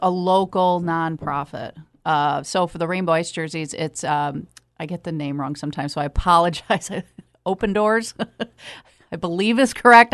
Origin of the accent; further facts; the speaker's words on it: Michigan, United States; I've lived here all my life